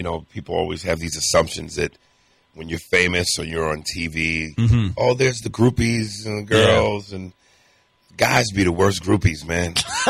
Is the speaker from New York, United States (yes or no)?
yes; New York, United States; I wear the hat because I'm from New York.